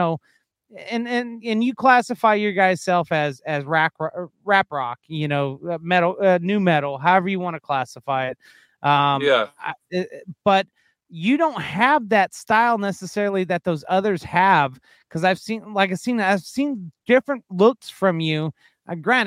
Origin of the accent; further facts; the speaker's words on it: Yuma, Arizona, United States; moved away as an adult; now in Las Vegas, United States; I grew up in Yuma, Arizona